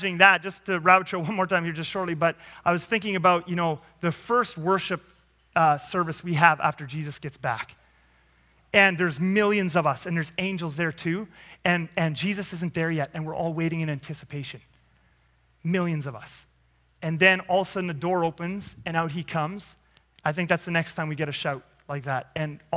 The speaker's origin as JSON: {"language": "English", "country": "Canada", "said": "I'm a Canadian"}